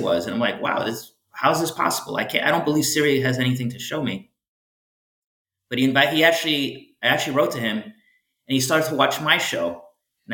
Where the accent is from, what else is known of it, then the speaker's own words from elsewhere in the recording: Farmingdale, New York, United States; moved away as an adult; now in Miami, United States; it's not just the suburbs of New York where I grew up. Town that's called Farmingdale